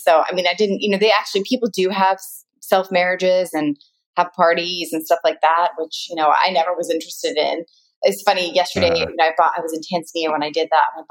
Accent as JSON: {"language": "English", "country": "United States", "said": "But that's where I realize I'm very American, because I'm like, oh, I love being tanner, the darker, the better."}